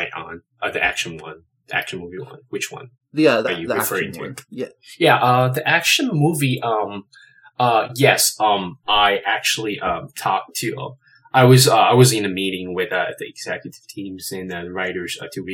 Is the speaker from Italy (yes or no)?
no; China; moved away as an adult; now in Los Angeles, United States; I am originally from China. I moved to LA roughly 8-9 years ago